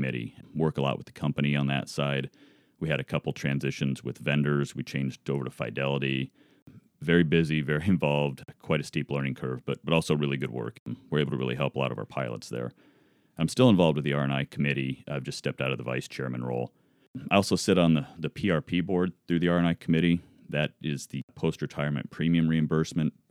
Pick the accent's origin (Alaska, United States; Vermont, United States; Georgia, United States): Alaska, United States; moved away; I grew up in Alaska.